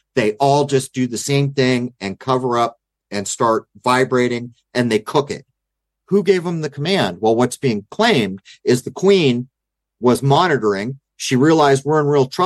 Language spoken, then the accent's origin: English; San Diego, California, United States; growing up in East County of San Diego